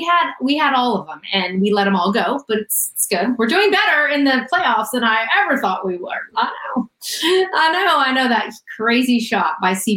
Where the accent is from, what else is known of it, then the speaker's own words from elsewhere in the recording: Oklahoma, United States; I grew up in Oklahoma, born and raised, Boomer Sooner, baby.